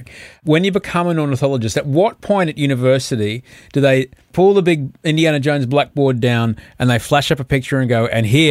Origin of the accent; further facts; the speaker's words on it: Brisbane, Queensland, Australia; I grew up in Brisbane.